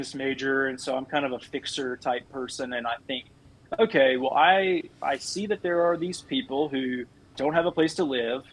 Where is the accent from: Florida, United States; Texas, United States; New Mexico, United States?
Texas, United States; Midland; growing up in Midland, for those that aren't familiar with this area, it's a very well-off area